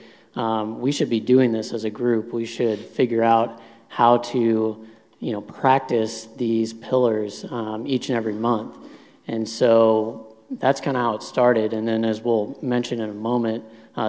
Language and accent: English; Churubusco, Indiana, United States; I grew up outside of Fort Wayne in Cherubusco, Indiana